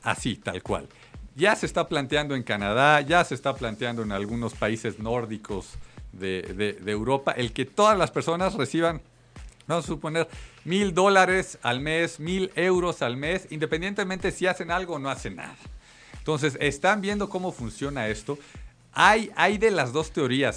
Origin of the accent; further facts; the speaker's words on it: Mexico City, Mexico; los que somos mexicanos, chilangos